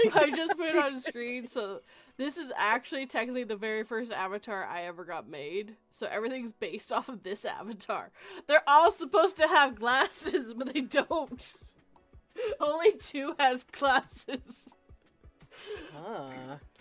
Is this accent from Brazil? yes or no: no; Canada; I'm Canadian